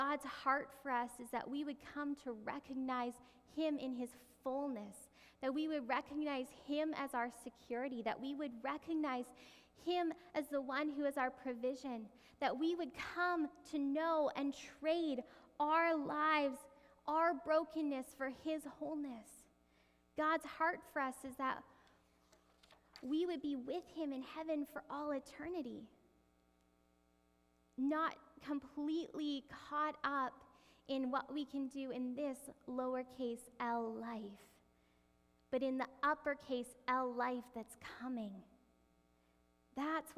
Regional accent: Canada; even though we're Canadian

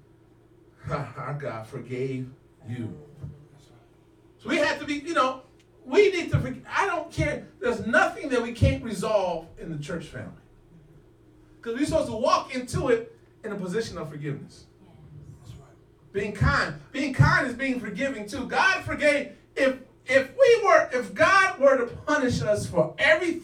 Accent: Santa Monica, California, United States; I grew up in Santa Monica near the beach

